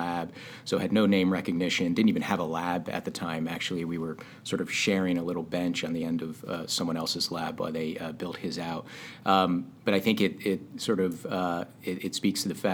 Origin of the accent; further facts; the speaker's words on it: northwest New Jersey, United States; moved away; also born or lived in Sudbury, Massachusetts; Jersey. I'm a Jersey guy